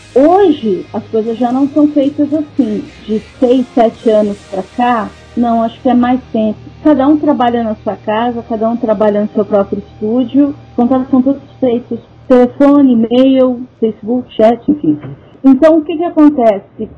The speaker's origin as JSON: {"language": "Portuguese", "country": "Brazil", "said": "eu sou brasileira"}